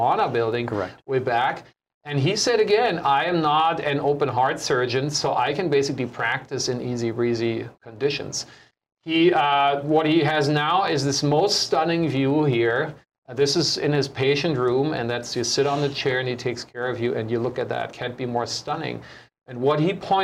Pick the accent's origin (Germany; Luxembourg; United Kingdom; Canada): Germany; now in Honolulu, United States; me German